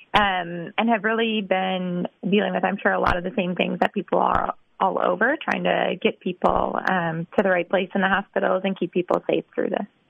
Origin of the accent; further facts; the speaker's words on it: Wisconsin, United States; moved away as an adult; also born or lived in Texas; now in Boston, United States; I'm from Wisconsin.